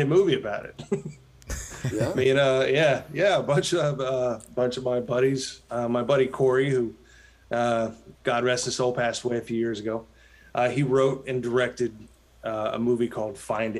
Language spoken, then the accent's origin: English; Dayton, Ohio, United States; moved away as an adult; also born or lived in Los Angeles, California; now in Nashville, United States; where I grew up in Ohio